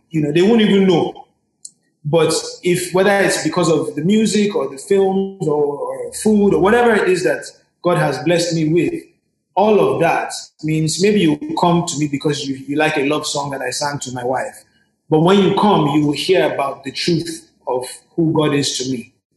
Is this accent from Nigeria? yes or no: yes; Nigeria; I am a Nigerian that happens to have a Yankee side or an R&B side